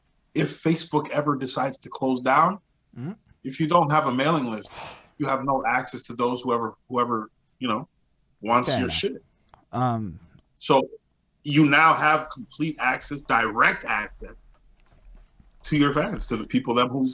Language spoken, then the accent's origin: English; Montreal, Quebec, Canada; Yo, I'm from Montreal. I'm from Lachine, bro.